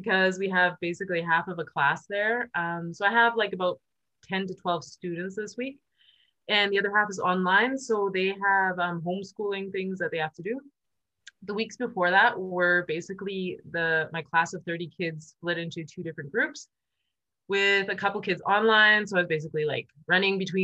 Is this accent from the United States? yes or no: no; Canada; moved away as an adult; now in Germany; I come from Canada originally. I am born there. I live in Germany. I've been living here for about 16, 17 years